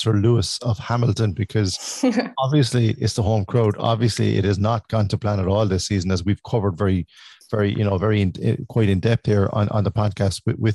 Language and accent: English; Ireland; as an Irish fan